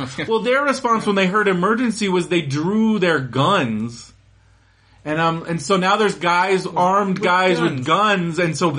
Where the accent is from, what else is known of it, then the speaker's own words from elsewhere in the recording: San Diego, California, United States; But I grew up in San Diego, so like Disneyland was like a special treat.